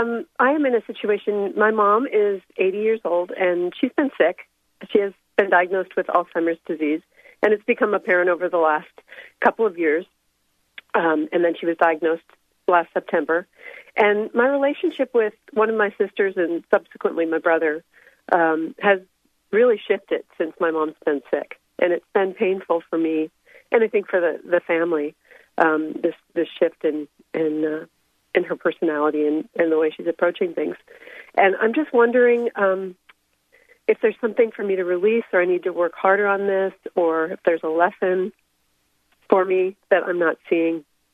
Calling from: Seattle, Washington, United States; I'm in the Seattle area.

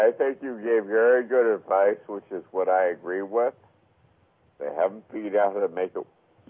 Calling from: Melbourne Village, Florida, United States; I'm calling from Melbourne Village, Florida.

